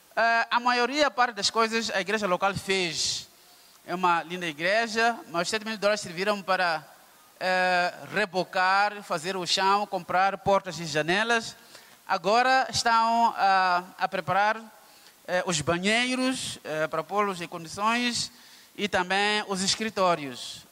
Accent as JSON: {"language": "Portuguese", "region": "Maputo", "country": "Mozambique", "said": "Venho de África, Moçambique, Maputo"}